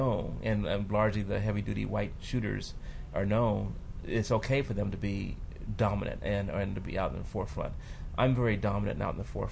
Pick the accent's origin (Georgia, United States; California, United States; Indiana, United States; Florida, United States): California, United States; Compton; also born or lived in New York / Paris / Santa Monica; I grew up in Compton